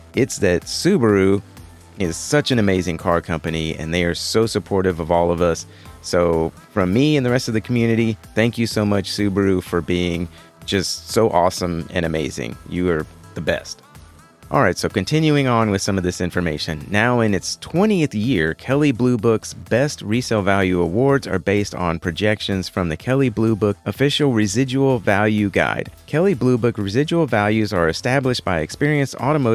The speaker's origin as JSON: {"language": "English", "town": "Houston", "region": "Texas", "country": "United States", "tie": "born or raised there", "said": "my hometown of Houston, Texas"}